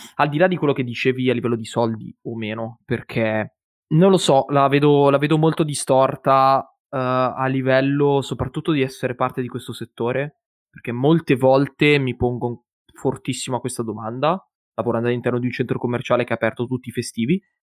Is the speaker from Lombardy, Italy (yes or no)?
yes; province of Monza, Lombardy, Italy; io e mio fratello, siamo, eh, della provincia, diciamo, di Monza, quindi siamo lombardi